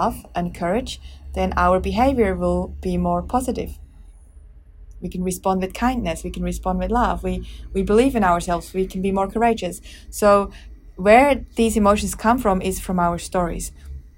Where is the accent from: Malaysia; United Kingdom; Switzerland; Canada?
Switzerland; I grew up in Switzerland